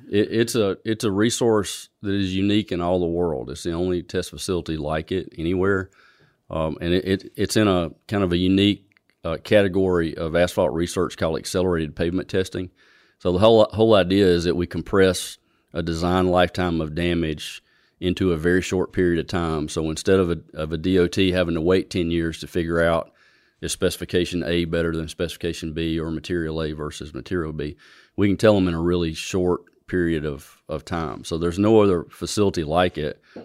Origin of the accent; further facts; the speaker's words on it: Alabama, United States; also born or lived in Montgomery, Alabama / Auburn, Alabama; I grew up in, in Elmore County, on a farm in Elmore County